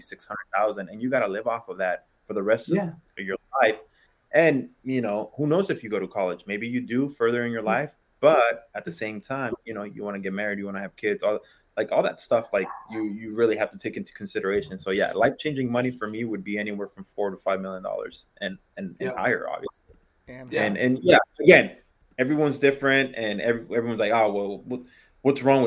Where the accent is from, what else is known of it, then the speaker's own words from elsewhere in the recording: Los Angeles, California, United States; I came from East Los Angeles